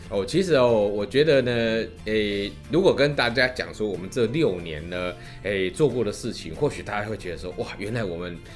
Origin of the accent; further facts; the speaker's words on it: Taiwan; 身为我们一个台湾人也好，或者台湾的音乐人也好